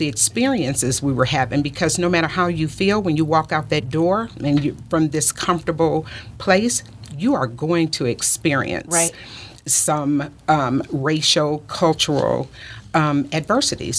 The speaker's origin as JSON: {"language": "English", "town": "Detroit", "region": "Michigan", "country": "United States", "tie": "born or raised there", "also_born_or_lived": "the South", "moved": "yes", "said": "I am originally from Detroit"}